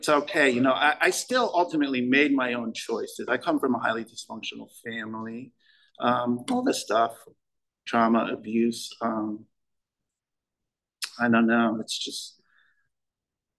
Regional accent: Connecticut, United States; I'm from Connecticut.

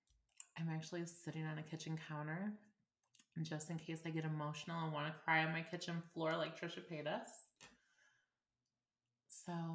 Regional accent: Illinois, United States; moved away as an adult; I actually moved away from my hometown of Illinois, and I've been gone about a month.

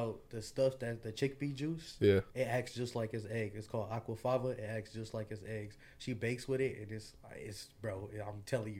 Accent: Detroit, Michigan, United States; I'm from Detroit.

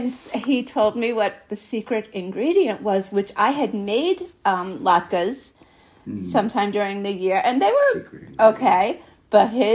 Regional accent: New York City, New York, United States; I grew up in Brooklyn

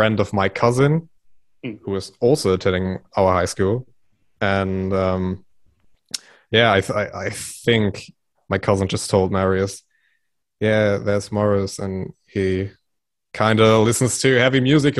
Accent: around Münster, Dortmund and Bielefeld, North Rhine-Westphalia, Germany; around the area of Münster, Dortmund, and Bielefeld

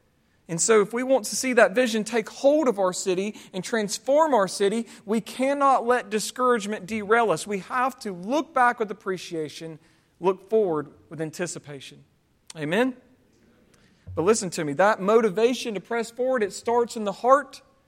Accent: Southern United States, United States; born there; I was born in the South, therefore I'm a Christian. Basically, if you're born below the Mason-Dixon line, you're automatically going to heaven.

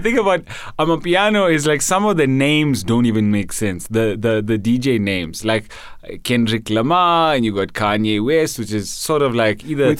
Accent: Durban, KwaZulu-Natal, South Africa; I come from Durban.

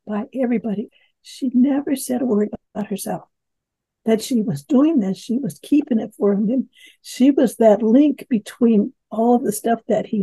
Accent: Oakland, California, United States; I was born in West Oakland, but when we moved to East Oakland, I was only five

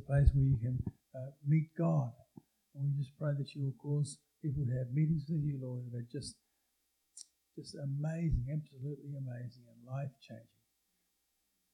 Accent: Canada; we are as Canadian Christians

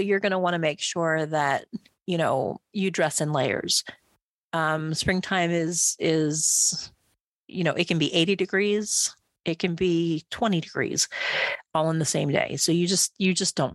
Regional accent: East Coast, United States; moved away; so I grew up on the East Coast

